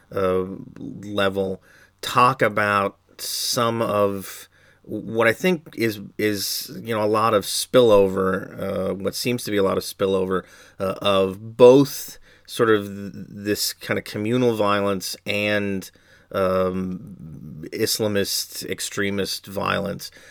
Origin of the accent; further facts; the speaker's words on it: United States; as an American